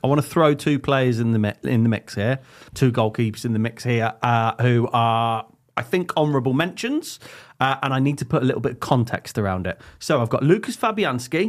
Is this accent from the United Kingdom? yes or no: yes; Leamington Spa, West Midlands, United Kingdom; we are from Leamington